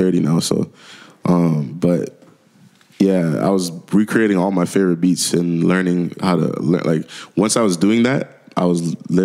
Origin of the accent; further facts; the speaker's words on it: Durham Region, Ontario, Canada; also born or lived in Jamaica / Scarborough, Ontario / Ajax, Ontario; now in Whitby, Canada; Durham region, it's like consists of four little small cities. And that's where I grew up most of my life